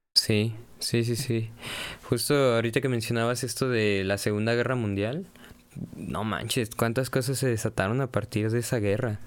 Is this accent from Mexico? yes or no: yes; Mexico; uno como mexicano